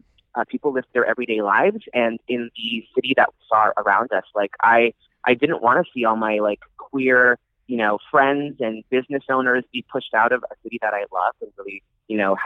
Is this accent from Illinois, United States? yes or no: no; San Francisco, California, United States; I grew up in San Francisco